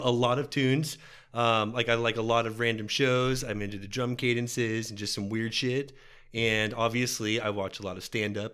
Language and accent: English; Texas, United States; we're from Texas